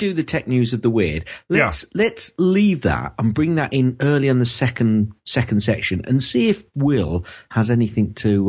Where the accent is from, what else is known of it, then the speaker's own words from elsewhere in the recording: London, United Kingdom; moved away; I come from London